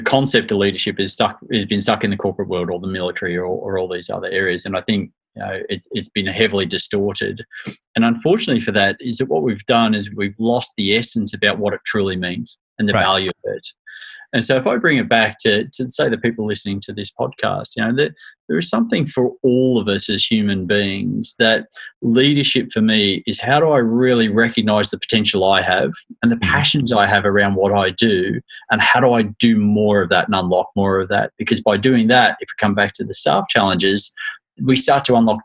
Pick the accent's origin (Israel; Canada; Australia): Australia; moved away as an adult; now in United Kingdom; in spite of my accent, I was born in the UK, but I grew up in Australia from a very young age